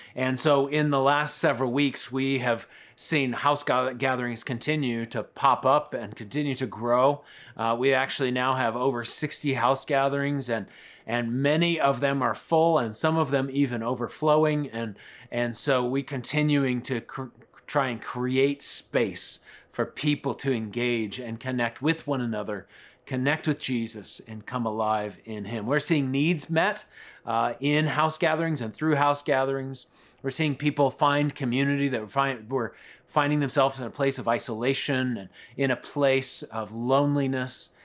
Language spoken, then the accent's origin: English; Colorado Springs, Colorado, United States; I grew up in Colorado Springs